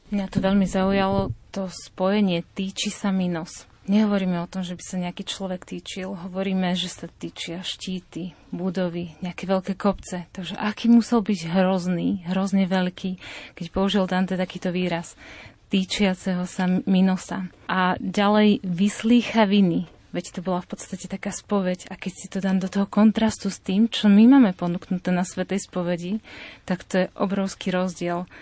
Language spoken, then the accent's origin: Slovak; Považská Bystrica, Trenčín Region, Slovakia; Pochádzam z Považia, som z Považskej Bystrice